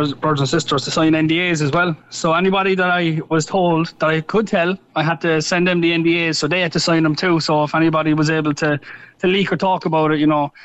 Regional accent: Cork, Munster, Ireland; moved away; being Irish and being from Cork

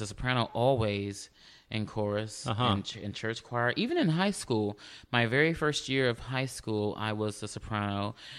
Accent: Houston, Texas, United States; Where I grew up, in Houston. I'm from Houston, a native Houstonian.

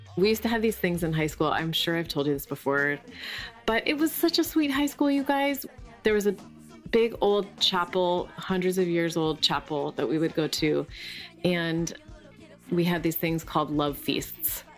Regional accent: Allentown, Pennsylvania, United States; moved away; also born or lived in Bethlehem, Pennsylvania; I'm from Allentown, Pennsylvania

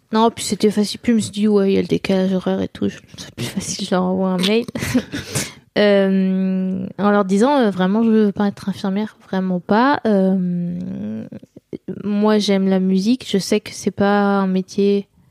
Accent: Nantes, Pays de la Loire, France; j'ai grandi à, à Nantes et, à, côté de Nantes

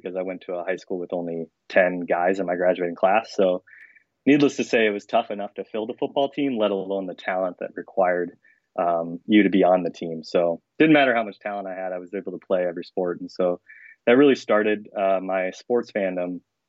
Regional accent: Denison, Iowa, United States; born there; I guess I was born in Denison, Iowa, 7 pounds.

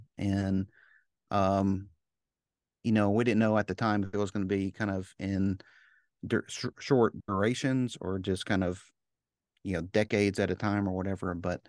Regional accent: Memphis, Tennessee, United States; born there; also born or lived in Chicago / New Orleans; I was born in Memphis, and then we moved to Chicago, then we moved to New Orleans, and then we moved.

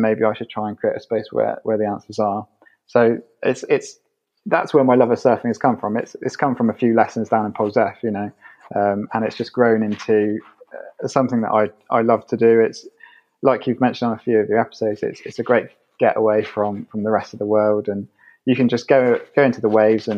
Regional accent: Somerset, South West England, United Kingdom; moved away as an adult; now in London, United Kingdom; I'm from Somerset, and at the moment I'm living in London

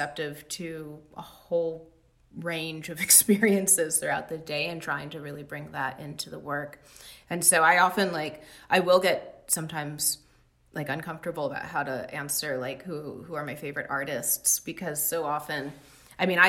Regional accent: Los Angeles, California, United States; growing up in Los Angeles, especially when I moved here with my mom when I was 6 years old in 1991.

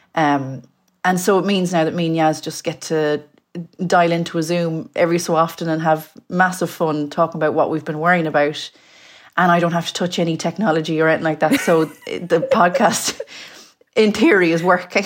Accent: Mayo, Connacht, Ireland; now in London, United Kingdom; I'm from Mayo. Um, I live in London.

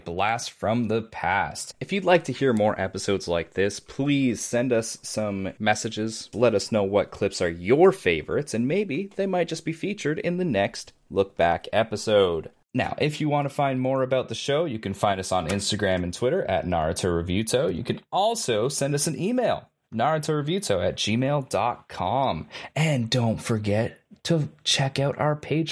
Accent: Canada; I'm Canadian.

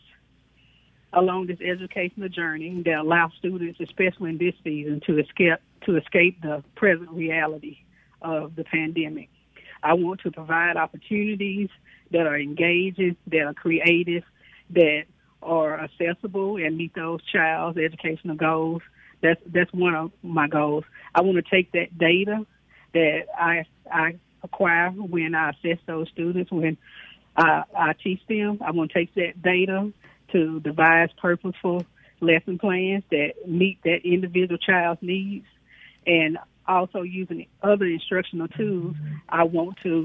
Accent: Houston, Mississippi, United States; I was born and raised in Chickasaw County in Houston, Mississippi.

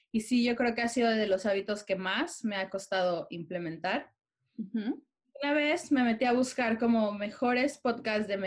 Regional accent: Mexico; moved away as an adult; now in London, United Kingdom; somos una familia mexicana, orgullosamente mexicanos, pero por azares del destino, ahorita estamos viviendo en Londres.

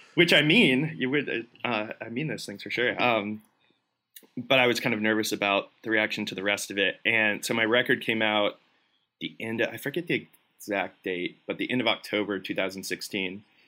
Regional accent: Tampa, Florida, United States; moved away as an adult; now in Nashville, United States; both my wife and I grew up in Tampa, lived there our whole lives

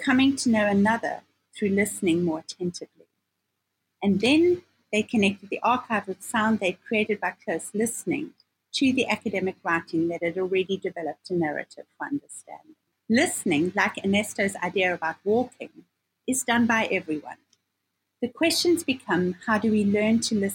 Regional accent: South Africa; now in United States; a South African citizen intellectual

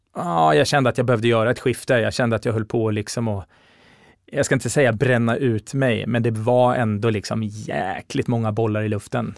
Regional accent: Linköping, Östergötland, Sweden; moved away as an adult; now in Stockholm, Sweden; Jag är från Linköping från början. Mm. Så jag gjorde mina, gjorde, eh, jag bodde mina första 18 år i Linköping

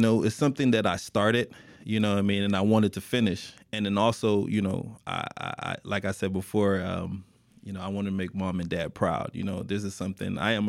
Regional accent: Miami, Florida, United States; born and raised in Miami, Florida, graduate of North Miami Beach Senior High. NMB in the building, you guys already know.

